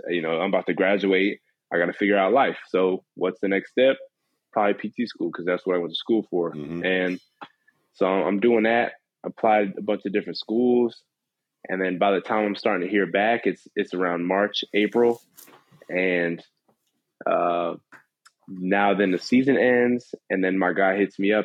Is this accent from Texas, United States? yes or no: yes; San Antonio, Texas, United States; now in Lexington, United States; growing up in San Antonio